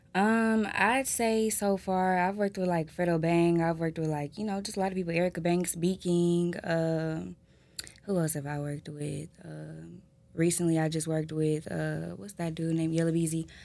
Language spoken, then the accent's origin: English; Houston, Texas, United States; I'm from Houston